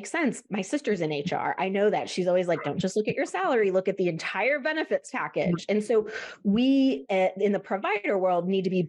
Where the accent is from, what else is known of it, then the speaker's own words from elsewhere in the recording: Midwest, United States; I'm from the Midwest, we have really rough winters